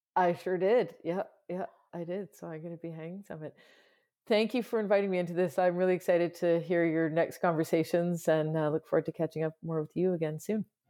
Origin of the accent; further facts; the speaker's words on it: Canada; I'm Canadian